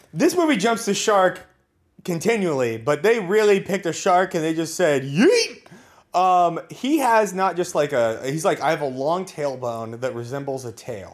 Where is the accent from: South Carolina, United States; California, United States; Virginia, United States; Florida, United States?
California, United States; Napa; I grew up in Napa